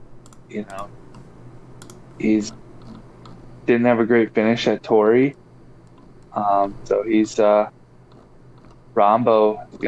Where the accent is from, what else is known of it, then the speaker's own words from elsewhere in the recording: Colorado, United States; moved away; back in my home state.